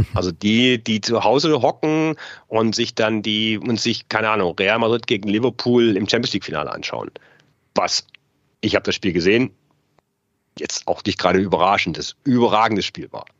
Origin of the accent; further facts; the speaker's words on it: Saxony, Germany; moved away as an adult; now in Munich, Germany; ich bin in der DDR groß geworden